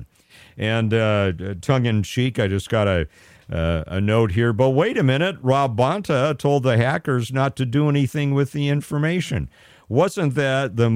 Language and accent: English; United States; born or raised there